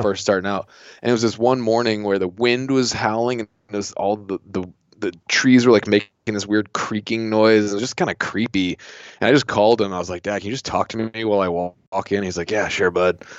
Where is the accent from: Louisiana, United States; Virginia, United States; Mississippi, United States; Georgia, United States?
Virginia, United States; Southeast; I grew up in Southeast Virginia on, like, in, like, salt marshes.